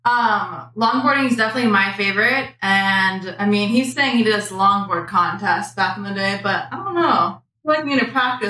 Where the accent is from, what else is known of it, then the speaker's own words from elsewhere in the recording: North Shore of Oahu, Hawaii, United States; also born or lived in Honolulu; on the North Shore my entire life.